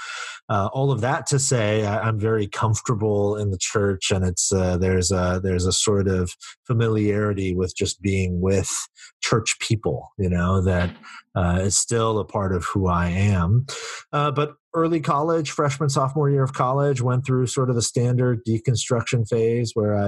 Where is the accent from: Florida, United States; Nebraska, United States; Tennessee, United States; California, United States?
California, United States; Silicon Valley; I grew up in the Silicon Valley where I still live and serve.